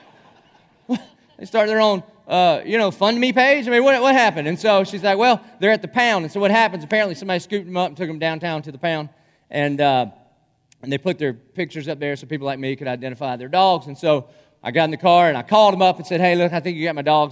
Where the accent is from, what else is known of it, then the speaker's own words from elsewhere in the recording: Dillon, United States; now in Jacksonville, United States; I'm from Dillon